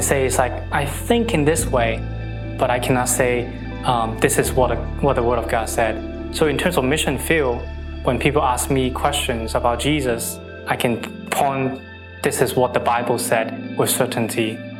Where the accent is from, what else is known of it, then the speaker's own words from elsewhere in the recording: Hong Kong; I'm from Hong Kong